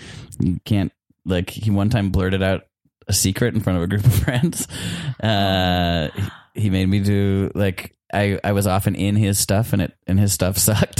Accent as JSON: {"language": "English", "region": "Wisconsin", "country": "United States", "tie": "born or raised there", "moved": "yes", "said": "I grew up in Wisconsin"}